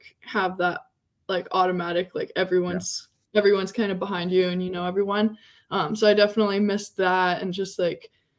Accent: Alaska, United States; moved away as an adult; now in Austin, United States; growing up in Alaska

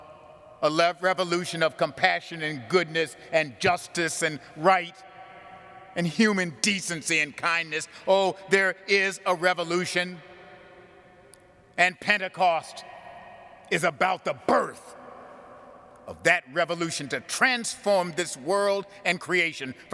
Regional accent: Buffalo, New York, United States; When I was a little boy growing up in St. Philip's Church in Buffalo, New York

